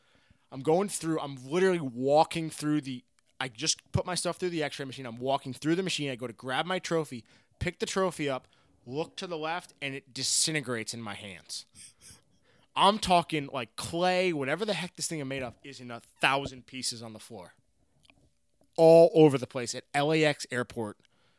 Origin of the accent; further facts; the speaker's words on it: Ireland; I go up, being an Irish guy.